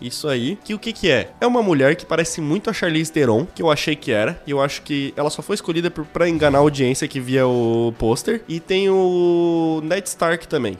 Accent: Brazil; eu sou brasileiro e filho de Deus

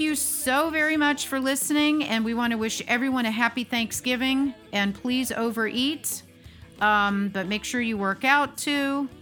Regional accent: United States; born American

